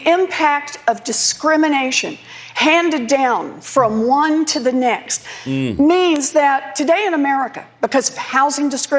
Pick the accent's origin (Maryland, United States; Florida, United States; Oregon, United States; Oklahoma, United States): Oklahoma, United States; moved away; also born or lived in Massachusetts; I grew up in Oklahoma.